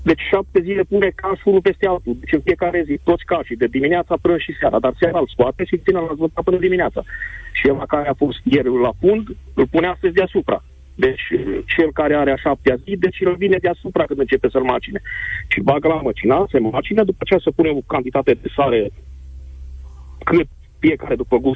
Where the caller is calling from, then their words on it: Covasna, Covasna County, Romania; Bună ziua, vă sunt de la Covasna.